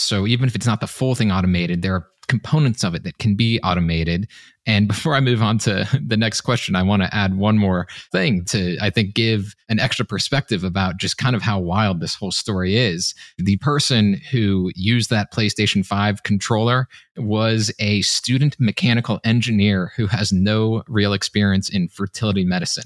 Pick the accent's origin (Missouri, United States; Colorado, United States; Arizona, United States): Missouri, United States; Kansas City; my hometown of Kansas City